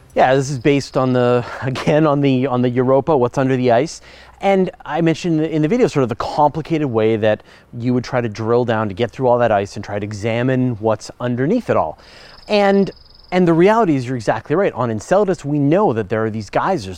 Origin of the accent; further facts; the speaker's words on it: Canada; accent: Canadian; I'm Canadian. We, I know we sort of sound like Americans, but we have a few distinct differences